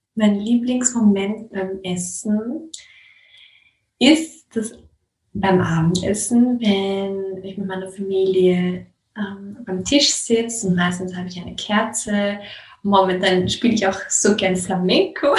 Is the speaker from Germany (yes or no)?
no; Austria; bei uns in Österreich